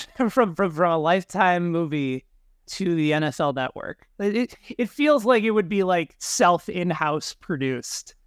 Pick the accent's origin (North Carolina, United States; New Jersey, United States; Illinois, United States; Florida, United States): Illinois, United States; Chicago; growing up in Chicago in the nineties